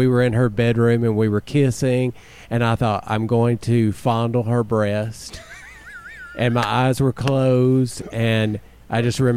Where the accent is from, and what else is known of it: Haleyville, Alabama, United States; born or raised there; also born or lived in Pelham, Alabama